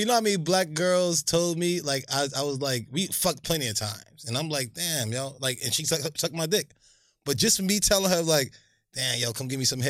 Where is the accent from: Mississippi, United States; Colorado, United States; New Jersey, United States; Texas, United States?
New Jersey, United States; Linden; when I grew up in Linden